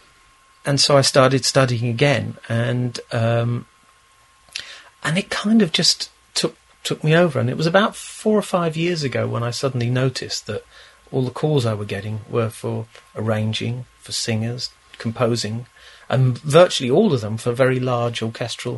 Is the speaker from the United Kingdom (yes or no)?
yes; London, United Kingdom; in Chiswick, where we are at this very moment. I wasn't born in this flat, but I was born in Chiswick.